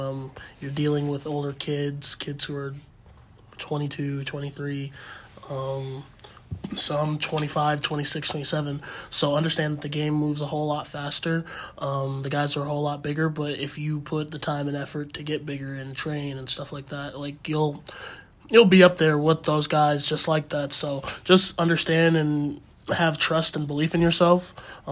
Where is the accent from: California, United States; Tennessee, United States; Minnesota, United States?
Minnesota, United States; born and raised in Minnesota.